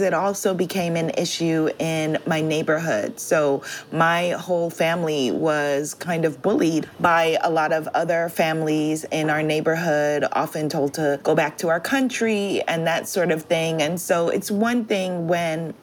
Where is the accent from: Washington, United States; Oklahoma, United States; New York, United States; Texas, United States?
New York, United States; New York City; growing up while hip-hop music was growing up in New York City